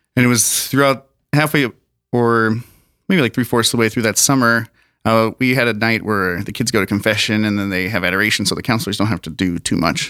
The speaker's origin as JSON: {"language": "English", "town": "Sioux Falls", "region": "South Dakota", "country": "United States", "tie": "born or raised there", "also_born_or_lived": "Colorado Springs, Colorado / Garretson, South Dakota", "said": "we've lived in s, the Minnehaha County. We used, lived in Garrettson for a while and now Sioux Falls for pretty much all my life."}